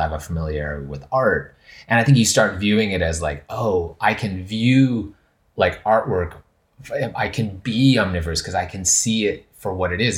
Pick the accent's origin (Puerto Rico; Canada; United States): Canada; Western Canada; moved away; I'm originally from Canada, and it's so, my understanding of, like, pu-, like, land is, is very different, like, growing up in Canada, like, in Western Canada